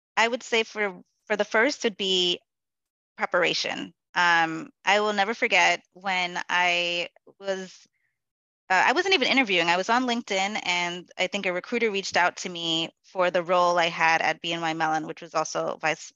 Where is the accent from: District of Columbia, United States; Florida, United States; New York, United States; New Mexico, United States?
New York, United States; New York City; My family is from Guyana which is in South America, um, and I am a Black woman born and raised in the Bronx.